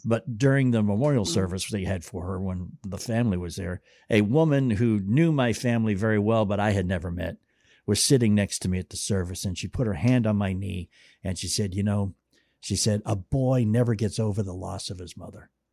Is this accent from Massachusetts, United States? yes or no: yes; Boston, Massachusetts, United States; I grew up in Boston too